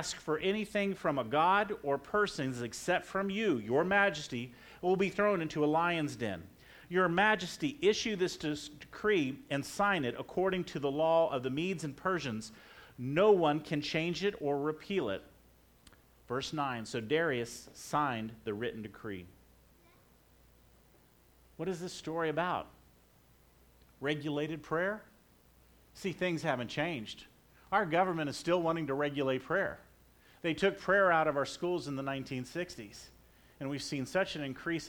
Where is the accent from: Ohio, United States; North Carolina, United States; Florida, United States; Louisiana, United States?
Florida, United States; moved away; I was raised in Florida